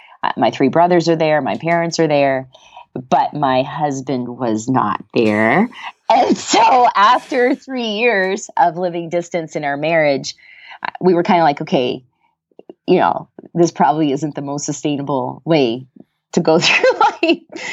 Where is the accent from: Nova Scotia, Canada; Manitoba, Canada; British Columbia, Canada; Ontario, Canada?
Nova Scotia, Canada; Antigonish; also born or lived in Virginia, United States; my alma mater in Canada after I finished up at UVA, which was really a dream gig because it was in my hometown.